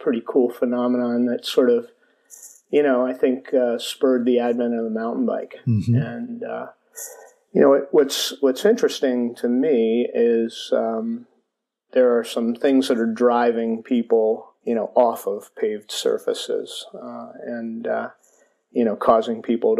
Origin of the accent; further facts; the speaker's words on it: Elkins Park, Pennsylvania, United States; where I grew up in Elkins Park, Pennsylvania, a suburban Philadelphia community